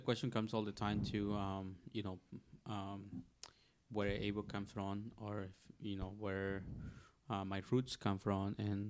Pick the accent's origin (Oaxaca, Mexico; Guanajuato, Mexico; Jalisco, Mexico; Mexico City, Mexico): Oaxaca, Mexico; moved away; I'm from Oaxaca, Mexico.